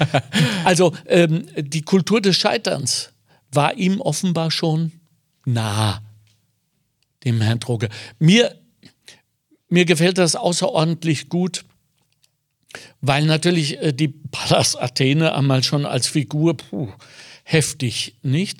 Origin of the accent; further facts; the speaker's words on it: Ruhr area, North Rhine-Westphalia, Germany; now in Lower Austria, Austria; ich bin so aufgewachsen, ich komme aus dem Ruhrgebiet